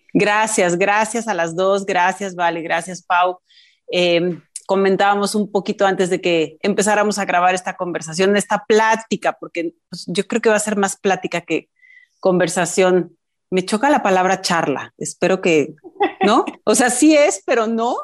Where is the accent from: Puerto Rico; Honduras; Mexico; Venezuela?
Mexico; Mexico City; mi familia mis hermanos y yo somos chilangos, pero mi familia viene de provincia